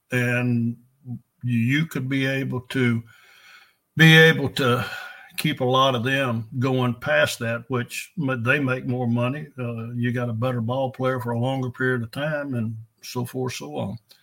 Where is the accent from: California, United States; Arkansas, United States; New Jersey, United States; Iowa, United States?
Arkansas, United States; El Dorado; I was raised in El Dorado.